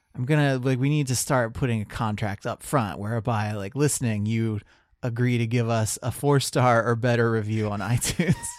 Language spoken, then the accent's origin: English; Marion, Ohio, United States; moved away; I'm from Central Ohio